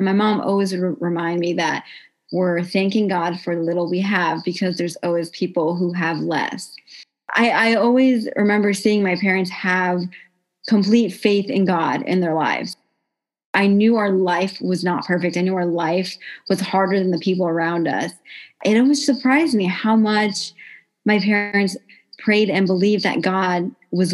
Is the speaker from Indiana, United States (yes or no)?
yes; Carmel, Indiana, United States; I'm from Carmel, Indiana